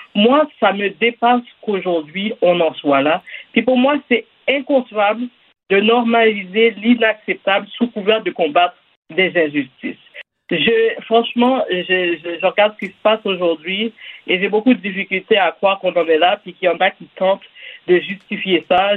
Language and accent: French; Quebec, Canada; je suis née ici, par exemple, je suis née au Québec.